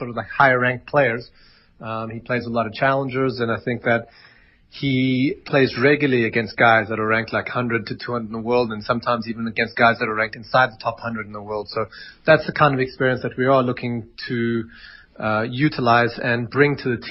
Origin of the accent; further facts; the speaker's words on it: Pretoria, Gauteng, South Africa; I grew up in Tshwane East there, and I know Irini Country Club really well